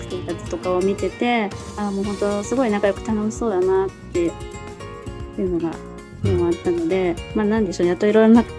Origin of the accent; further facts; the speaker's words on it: Kagoshima, Japan; moved away as an adult; now in Tokyo, Japan; 鹿児島出身なんですけれども